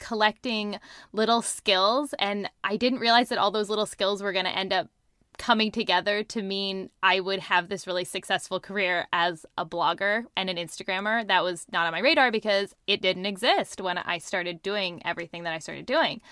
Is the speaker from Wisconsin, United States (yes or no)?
no; Seattle, Washington, United States; I'm in, um, outside Seattle. That's where I was born and raised. I've lived here my whole life.